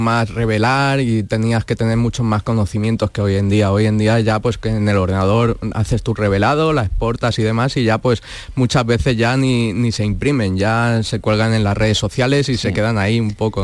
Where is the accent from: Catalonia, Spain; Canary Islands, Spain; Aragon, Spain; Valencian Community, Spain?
Valencian Community, Spain; Alicante; moved away as an adult; now in Morón de la Frontera, Spain; yo vengo de yo soy de Alicante